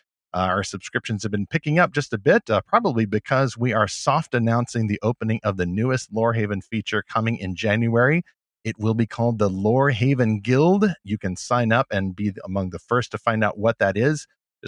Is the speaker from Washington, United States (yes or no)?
no; Kentucky, United States; I am actually from Kentucky, I would say. I spent a fair amount of my growing up there, about 20 years, I'd say, 1993 to about, was it 2013 or so?